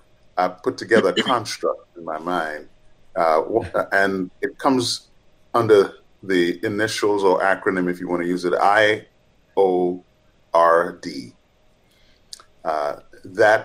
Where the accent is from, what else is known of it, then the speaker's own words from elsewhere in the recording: Montreal, Quebec, Canada; also born or lived in Trinidad; I was born in Trinidad, but in 1965, I landed in Montreal, Canada. That's where I grew up.